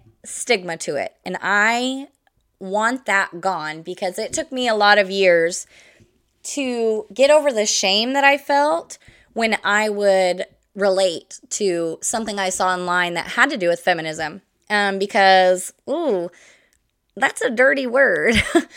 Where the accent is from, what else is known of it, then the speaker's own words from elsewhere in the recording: Midwest, United States; I grew up in the Midwest, a couple different states in the Midwest, but always in the Midwest.